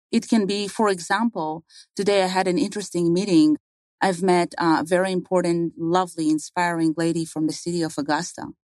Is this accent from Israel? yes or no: yes; Israel; moved away; I was born and raised in Israel.